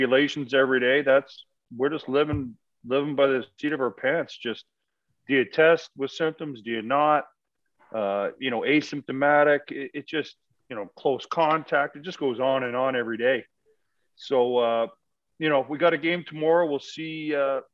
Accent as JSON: {"language": "English", "town": "Windsor", "region": "Ontario", "country": "Canada", "tie": "born or raised there", "said": "I'm coaching in the OHL back in my hometown in Windsor, Ontario"}